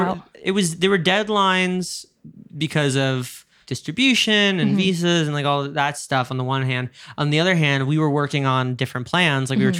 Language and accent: English; New York, United States; you're a Londoner, I'm a New Yorker, like we talk in a very specific way.